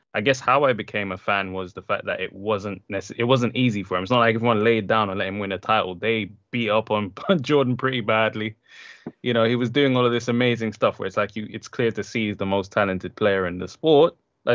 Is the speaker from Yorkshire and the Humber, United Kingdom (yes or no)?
no; London, United Kingdom; also born or lived in Jamaica; because I grew up in London and Jamaica.